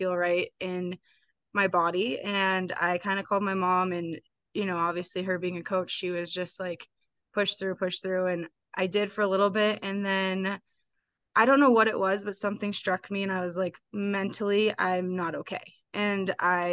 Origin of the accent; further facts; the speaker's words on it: Missoula, Montana, United States; Missoula was a great town to grow up